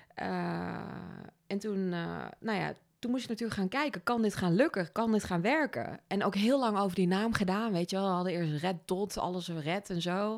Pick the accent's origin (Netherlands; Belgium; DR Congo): Netherlands; Overasselt, Gelderland; moved away as an adult; also born or lived in Australia / Amsterdam; now in Nijmegen, Netherlands; ik kom uit een dorpje in de buurt vandaan